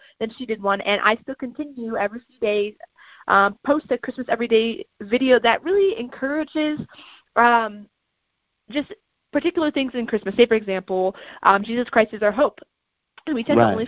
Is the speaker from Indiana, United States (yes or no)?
no; Lansing, Michigan, United States; I was adopted from the Greater Lansing area